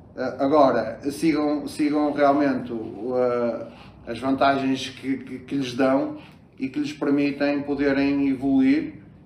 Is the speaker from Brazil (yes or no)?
no; Matosinhos, Norte, Portugal; Eu sou, do, sou de Matosinhos, uh, nasci em Matosinhos, uh, trabalho no Porto